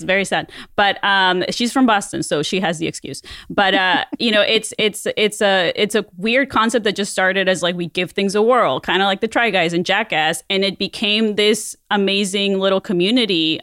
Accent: Mexico; moved away; a kid growing up in Mexico

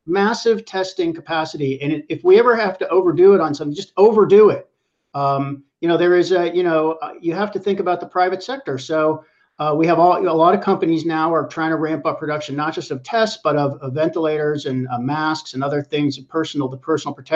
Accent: Pittsburgh, Pennsylvania, United States; moved away; I'm from Pittsburgh, which is flyover country. I grew up there and I still have family there.

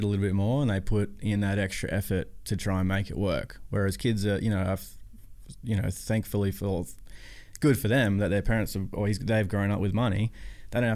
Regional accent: Gold Coast, Queensland, Australia; grew up in the Goldie

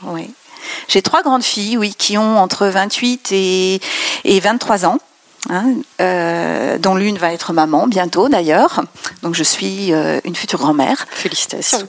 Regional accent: France; also born or lived in Besançon; quand on dit qu'on est française

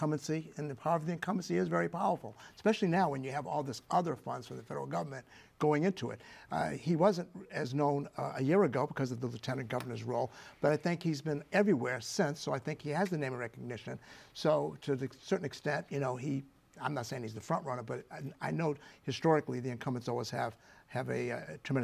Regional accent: Boston, Massachusetts, United States; now in Rhode Island, United States; I'm from Boston

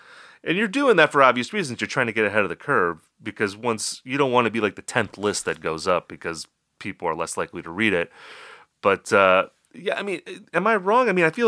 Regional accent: Upper Midwest, United States; I'm a lifelong resident of the Upper Midwest. I've lived in Wisconsin and Minnesota, so I'm practically Canadian.

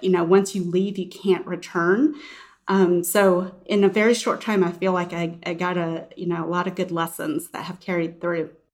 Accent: Houston, Texas, United States; moved away as an adult; I grew up in Houston

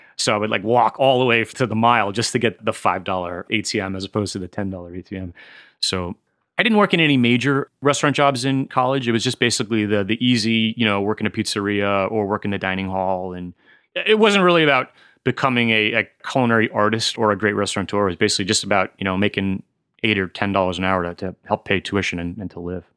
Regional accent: Smithtown, New York, United States; moved away as an adult; also born or lived in Las Vegas; now in Washington State, United States; I grew up in Smithtown and pretty much stayed there until I was eighteen and, and went to college

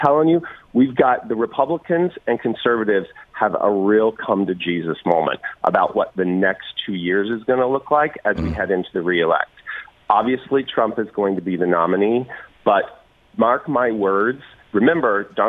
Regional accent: Kansas, United States; Kansas, my home state

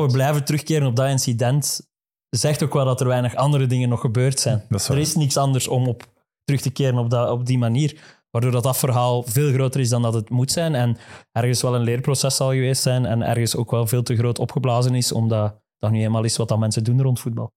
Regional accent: Flanders, Belgium

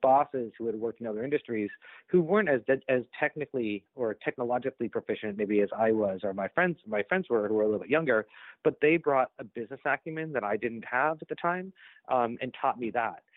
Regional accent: Boston, Massachusetts, United States; I'm from Boston

